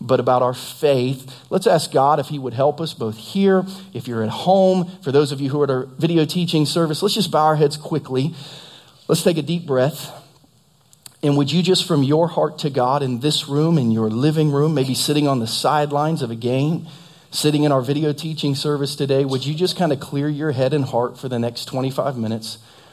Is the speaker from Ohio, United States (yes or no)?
yes; Southern Ohio, United States; now in Lee's Summit, United States; at Ohio State where I grew up in Southern Ohio